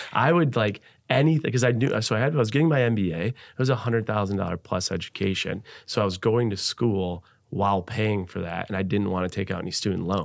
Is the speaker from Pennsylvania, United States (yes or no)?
no; Buffalo, New York, United States; moved away as an adult; also born or lived in Seattle; I was born and raised in Buffalo, New York